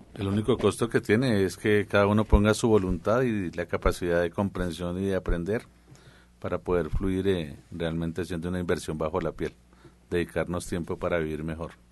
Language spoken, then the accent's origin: Spanish; central Colombia, Colombia; yo soy del centro de Colombia